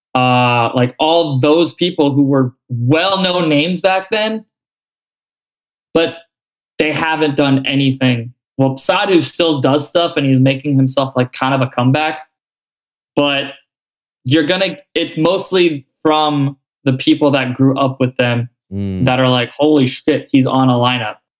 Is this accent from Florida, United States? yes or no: yes; South Florida, United States; I'm not the only like South Florida person